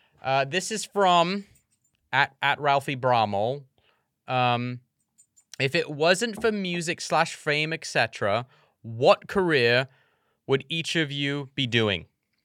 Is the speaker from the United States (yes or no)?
yes; United States; I'm very American.